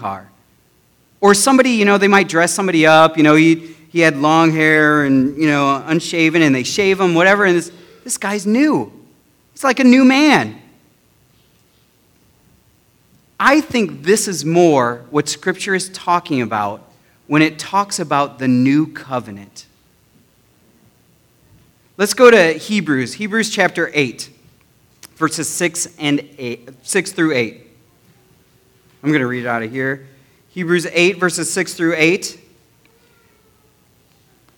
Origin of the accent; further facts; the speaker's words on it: United States; I am proud to be an American